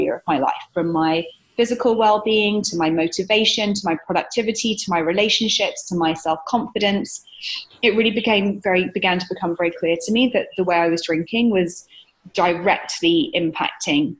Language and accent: English; United Kingdom; moved away as an adult; now in New York, United States; I'm British. I'm based in New York here now, and I've been here for 7 years